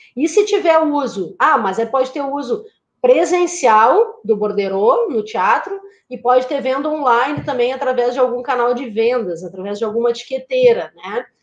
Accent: Porto Alegre, Rio Grande do Sul, Brazil; moved away as an adult; now in Florianópolis, Brazil; no Rio Grande do Sul, que é a minha terra natal, eu sou porto-alegrense, mas moro em Florianópolis há 20 anos.

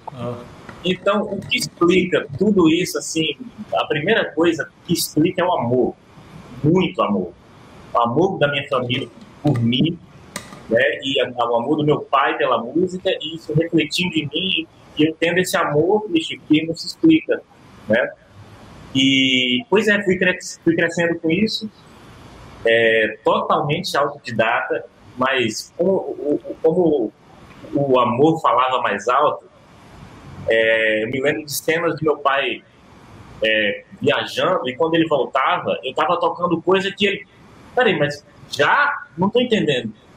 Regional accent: Ceará, Brazil; Nasci no Ceará e lá eu convivia com o Caio Cavalcante todo dia

